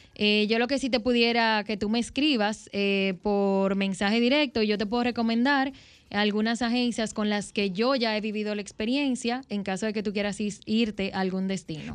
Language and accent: Spanish; Dominican Republic; en mi país, República Dominicana